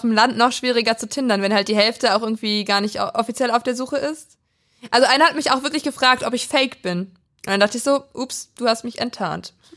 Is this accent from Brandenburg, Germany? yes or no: yes; Prignitz, Brandenburg, Germany; in meinem Heimatdorf